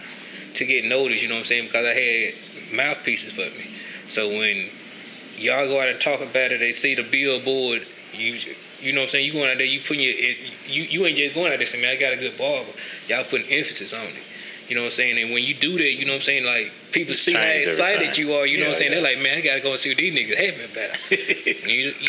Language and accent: English; Canton, Mississippi, United States; also born or lived in Jackson, Mississippi; I grew up in Farm Haven, Mississippi. You know, it's country part of Canton